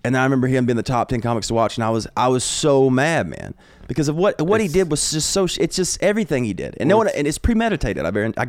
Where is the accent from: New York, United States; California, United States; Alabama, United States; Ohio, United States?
Alabama, United States; Like, I'm from Alabama, dude.